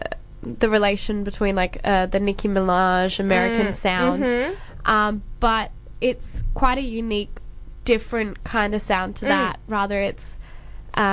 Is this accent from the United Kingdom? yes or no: no; Perth, Western Australia, Australia; I'm a rapper from Perth, basically Australia